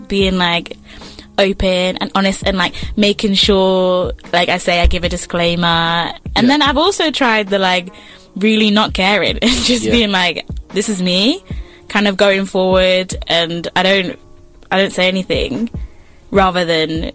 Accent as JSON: {"language": "English", "region": "England", "country": "United Kingdom", "tie": "born or raised there", "moved": "yes", "lives_now": "Melbourne, Australia", "said": "I've lived in England my whole life. Apart from, like, when I moved to Melbourne, I'd never lived anywhere else."}